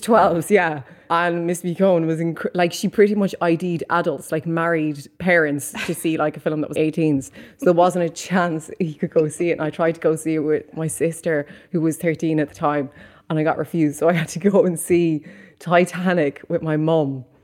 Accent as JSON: {"language": "English", "town": "Mullingar", "region": "Leinster", "country": "Ireland", "tie": "born or raised there", "moved": "as an adult", "lives_now": "London, United Kingdom", "said": "Me growing up in Mullingar, which is a small rural town"}